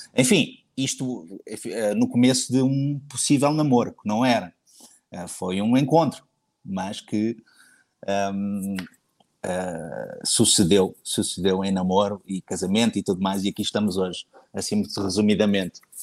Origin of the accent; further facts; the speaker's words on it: Cascais, Lisbon, Portugal; moved away as an adult; also born or lived in Abu Dhabi; voltei para Lisboa, que é a minha cidade natal, Cascais, para ser mais preciso